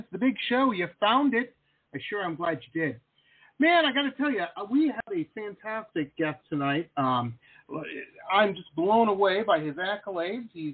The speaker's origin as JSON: {"language": "English", "town": "Detroit", "region": "Michigan", "country": "United States", "tie": "born or raised there", "also_born_or_lived": "Boston / San Diego", "moved": "as an adult", "said": "I grew up in Detroit"}